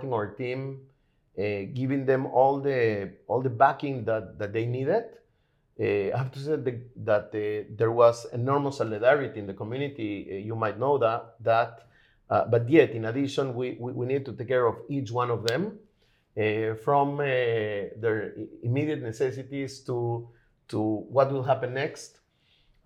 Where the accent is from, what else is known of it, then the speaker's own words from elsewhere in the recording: Lima, Peru; now in Israel; I'm originally from Lima, Peru